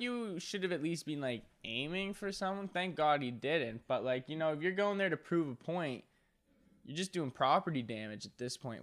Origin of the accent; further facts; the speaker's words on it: Nova Scotia, Canada; I'm from Nova Scotia